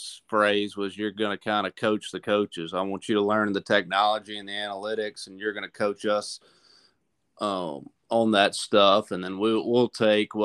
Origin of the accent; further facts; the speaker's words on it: Chatham, Virginia, United States; moved away as an adult; also born or lived in Fayetteville, North Carolina / Raleigh, North Carolina; I'm from a small town in Virginia called Chatham, which is in between Lynchburg and Danville.